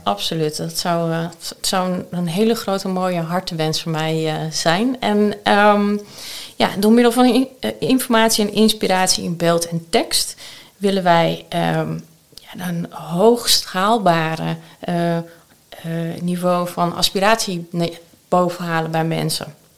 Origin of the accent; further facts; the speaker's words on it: Amsterdam, North Holland, Netherlands; ik ben geboren en getogen Amsterdammer. En dat zal je soms wel een keertje horen